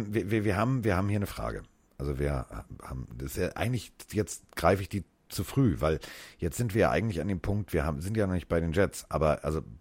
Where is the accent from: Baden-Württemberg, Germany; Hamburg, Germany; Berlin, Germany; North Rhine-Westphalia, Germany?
Hamburg, Germany; ich bin ja Hamburger, ne? Das gibt's ja bei uns an jeder Ecke.